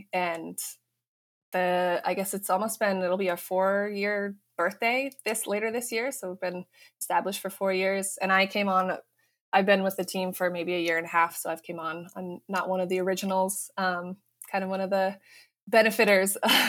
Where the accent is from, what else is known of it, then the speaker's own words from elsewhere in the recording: Fort Collins, Colorado, United States; moved away as an adult; also born or lived in Boston, Massachusetts; I'm from Colorado, actually.